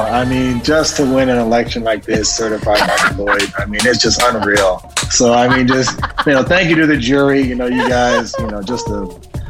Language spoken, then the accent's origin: English; Iowa, United States; I'm from Iowa